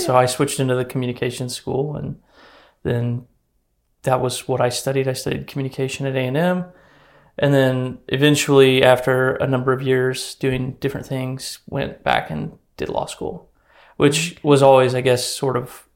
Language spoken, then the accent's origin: English; Corpus Christi, Texas, United States; I grew up in Corpus Christi.